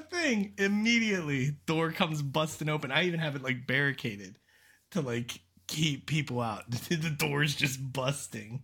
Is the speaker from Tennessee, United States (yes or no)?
no; Aliquippa, Pennsylvania, United States; I'm from Pittsburgh.